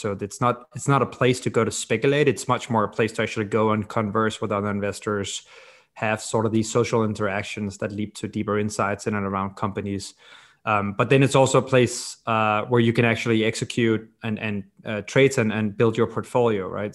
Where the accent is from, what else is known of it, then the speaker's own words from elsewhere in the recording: Copenhagen, Capital Region of Denmark, Denmark; I grew up in Copenhagen, Denmark